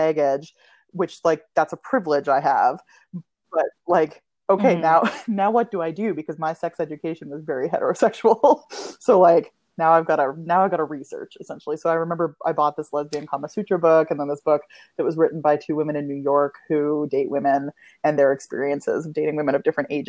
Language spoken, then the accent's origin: English; Ottawa, Ontario, Canada; also born or lived in Kitchener, Ontario; I grew up in Ottawa, Canada's capital.